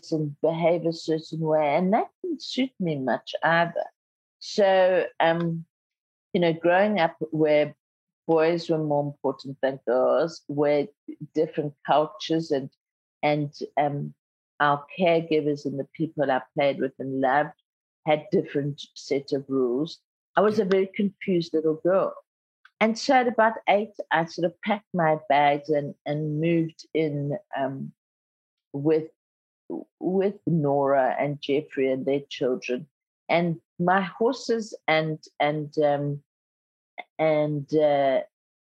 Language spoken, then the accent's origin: English; South Africa; first language Zulu; English is a second language; growing up in apartheid South Africa